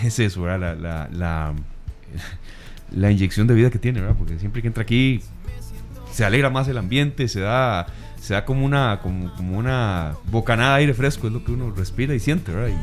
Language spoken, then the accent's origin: Spanish; Costa Rica; como, costarricenses